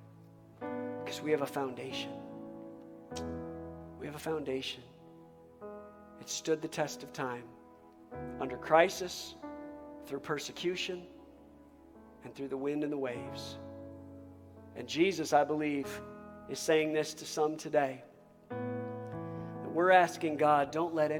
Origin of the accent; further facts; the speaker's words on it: United States; I'm not an American first